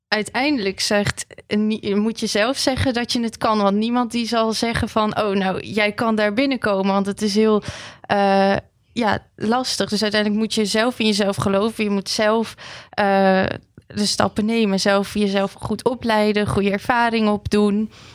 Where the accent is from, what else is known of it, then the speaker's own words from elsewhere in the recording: Armenia; now in Netherlands; Ik kom zelf ook uit Armenië.